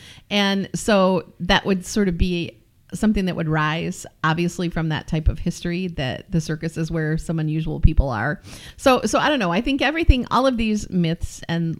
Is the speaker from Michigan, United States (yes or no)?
yes; Pinckney, Michigan, United States; where I grew up around Pinckney, the Pinckney Recreation Area